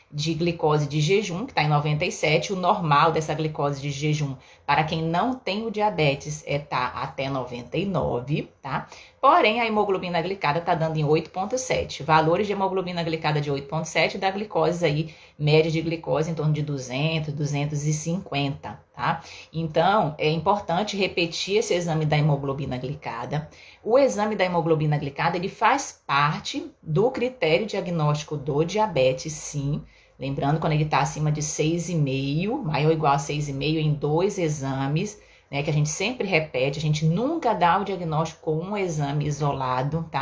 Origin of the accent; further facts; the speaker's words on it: Belém, Pará, Brazil; moved away; lá em Belém, na minha terra